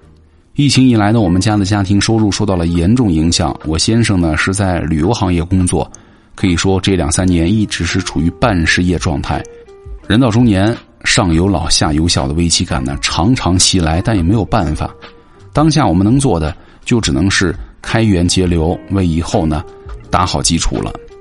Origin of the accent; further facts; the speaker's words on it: Northeast China, China; moved away as an adult; now in Hangzhou, China; 我却是从出来的时候就是想着要回家的。我家在东北的一个四线城市。